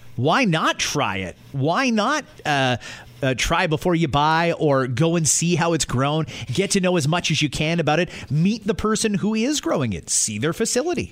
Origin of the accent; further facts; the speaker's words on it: Scotland, United Kingdom; moved away; I'm from Scotland, and it's all roundabouts there